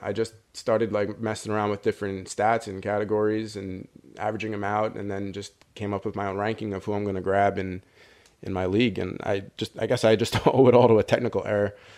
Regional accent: New York, United States; I grew up in New York

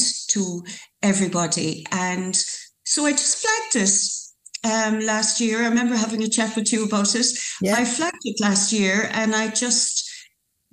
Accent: Youghal, Munster, Ireland; I was born in Youghal. I won't say how many years ago, but I was born in Youghal. So very fortunate to have grown up in Youghal.

